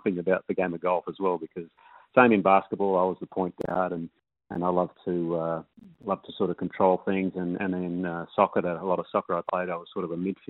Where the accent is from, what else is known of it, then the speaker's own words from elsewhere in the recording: Perth, Western Australia, Australia; I grew up in Morley. So I'm a northern suburbs boy.